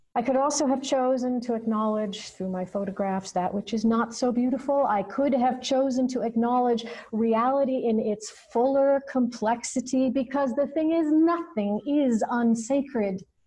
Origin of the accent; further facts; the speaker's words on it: United States; as an American citizen